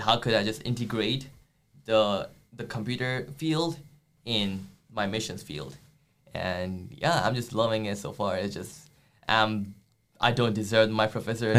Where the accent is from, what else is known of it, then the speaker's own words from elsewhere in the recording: India; moved away as an adult; now in United States; I'm from India